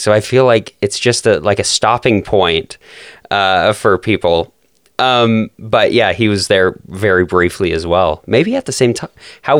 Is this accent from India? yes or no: no; Calgary, Alberta, Canada; now in Idaho, United States; even though I'm originally from Calgary